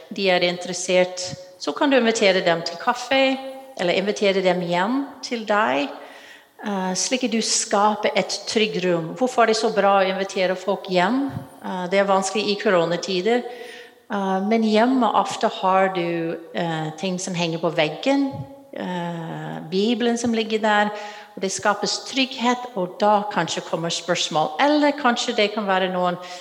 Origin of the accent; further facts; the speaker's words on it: United States; Norwegian is a second language; moved away as an adult; now in Norway; Du hører fra stemmen min at jeg er utenlandsk. Jeg kommer fra USA